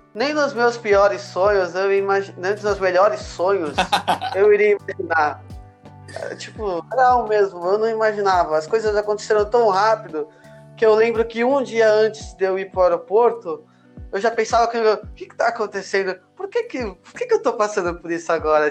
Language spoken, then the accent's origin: Portuguese; Santos, São Paulo, Brazil; Eu sou de Santos